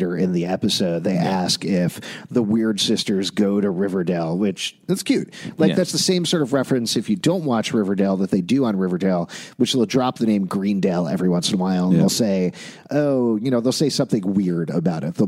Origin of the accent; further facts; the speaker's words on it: United Kingdom; because I'm British